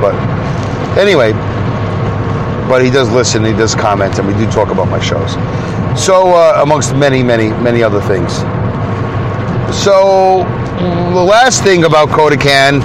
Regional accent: Brooklyn, New York, United States; accent: Brooklyn; growing up in Brooklyn

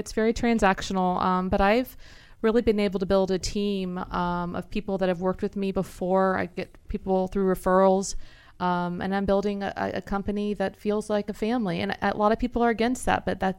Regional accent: Houston, Texas, United States; Houston, Texas.

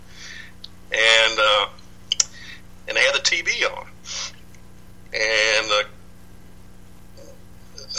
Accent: Dallas, Texas, United States; also born or lived in Michigan; I'm originally from Dallas. Actually, I was born in Michigan of all places, but our family moved to Dallas about 1 year after I was born. But anyway, I grew up in Dallas

